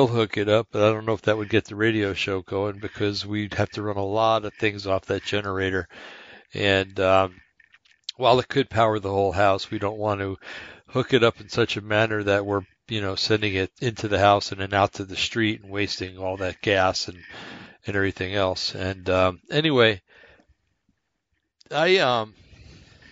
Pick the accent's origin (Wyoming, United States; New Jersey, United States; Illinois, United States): New Jersey, United States; East Rutherford; moved away; brought up back in New Jersey, and I know I've told you guys this plenty of times, Bergen County, New Jersey, a little town called East Rutherford